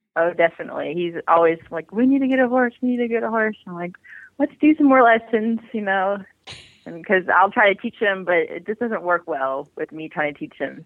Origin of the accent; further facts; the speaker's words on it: Georgia, United States; moved away as an adult; also born or lived in Washington State; now in Washington, United States; We're actually from Georgia, but right now we're in Washington